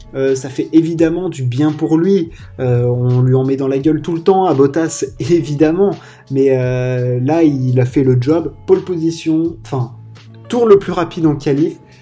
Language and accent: French; France; en tant que Français